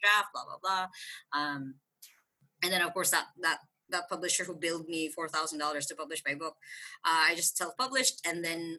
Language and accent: English; Tacloban, Eastern Visayas, Philippines; moved away as an adult; now in Cebu, Philippines; I'm originally from Tacloban City